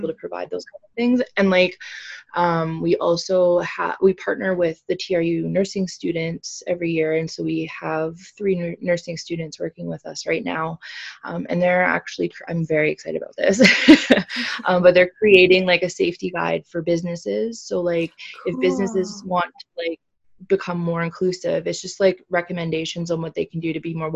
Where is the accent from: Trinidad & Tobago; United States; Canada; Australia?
Canada; Prince George, British Columbia; now in Kamloops, Canada; I came from Prince George